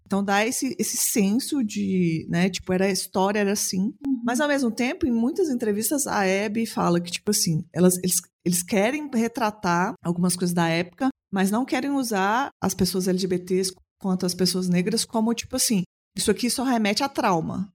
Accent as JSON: {"language": "Portuguese", "town": "Belo Horizonte", "region": "Minas Gerais", "country": "Brazil", "said": "Sou uma mulher cis, branca, lésbica de Belo Horizonte"}